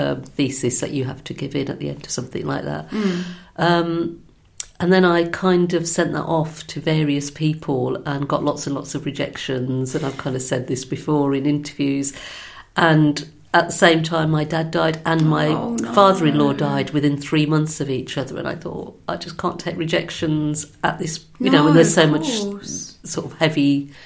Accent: Birmingham, West Midlands, United Kingdom; I'm from Birmingham.

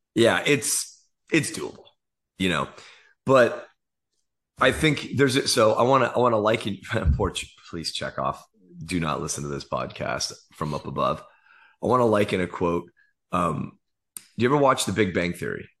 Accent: Silicon Valley, California, United States; I grew up in the Silicon Valley

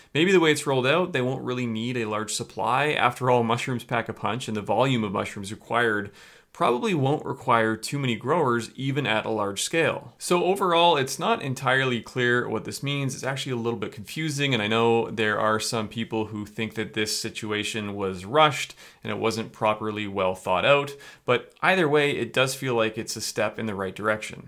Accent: Canada

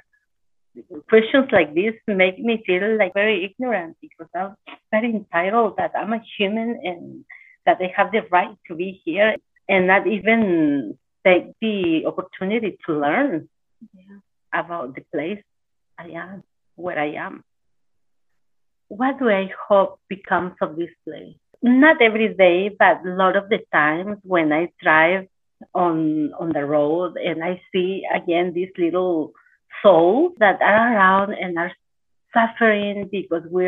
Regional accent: La Mixteca, Oaxaca, Mexico; moved away; I'm from Mexico, from Oaxaca, from La Mixteca

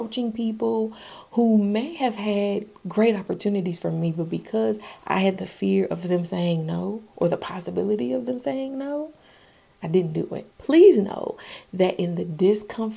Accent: Augusta, Georgia, United States; The Masters is a really big golf tournament held in my hometown, AUG

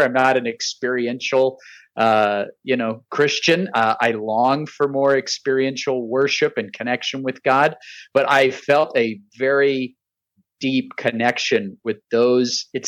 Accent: Colorado, United States; also born or lived in Phoenix, Arizona / Orange County, California; now in Orlando, United States; I grew up in Colorado.

